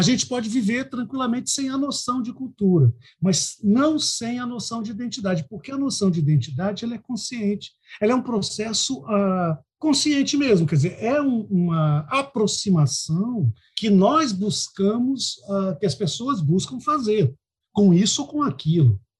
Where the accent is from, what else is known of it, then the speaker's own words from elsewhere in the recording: Londrina, Paraná, Brazil; now in Cuiabá, Brazil; Eu esqueço, às vezes, que eu sou paranaense